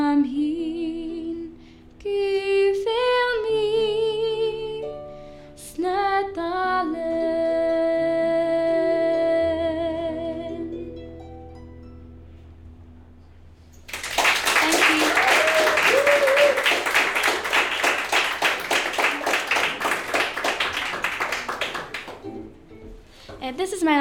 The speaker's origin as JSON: {"language": "English", "area": "Isle of Lewis", "region": "Scotland", "country": "United Kingdom", "said": "where I live. I'm from the Isle of Lewis"}